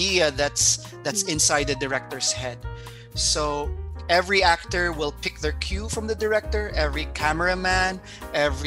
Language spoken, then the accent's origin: English; Philippines; moved away; I come from the Philippines, our culture there is very open to the arts